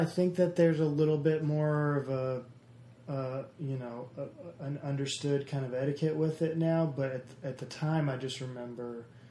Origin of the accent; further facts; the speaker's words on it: the South, United States; a lot of people say I don't have an accent, even though I'm from the South or whatever.